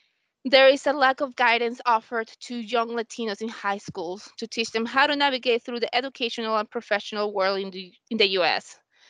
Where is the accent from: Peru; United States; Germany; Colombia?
Colombia; I'm from Colombia